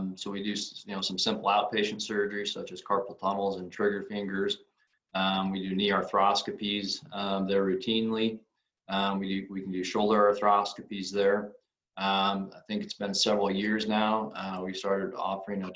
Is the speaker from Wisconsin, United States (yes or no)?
no; Grand Island, Nebraska, United States; also born or lived in Lincoln, Nebraska / Rochester, Minnesota; I'm originally from Grand Island, Nebraska. I grew up here, returned back to Grand Island about 18 years ago.